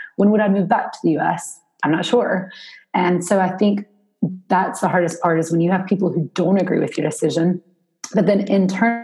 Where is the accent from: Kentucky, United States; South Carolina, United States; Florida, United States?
South Carolina, United States; Spartanburg; now in Raleigh, United States; I now live in Raleigh, North Carolina, but I'm from South Carolina. So I'm from a, I would consider a small town compared to Raleigh, at least, Spartanburg